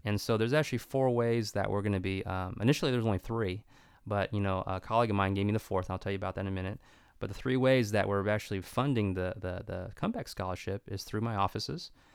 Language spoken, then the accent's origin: English; Stockton, California, United States; my hometown